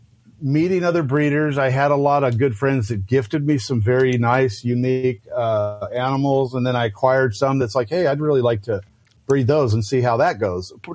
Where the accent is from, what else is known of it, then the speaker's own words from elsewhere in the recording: Lake Elsinore, California, United States; growing up in Lake Elsinore